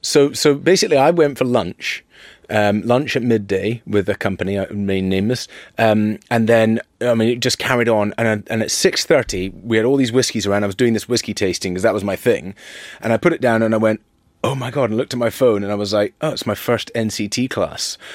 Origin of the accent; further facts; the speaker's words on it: Dervaig, Scotland, United Kingdom; I was born in Dervig.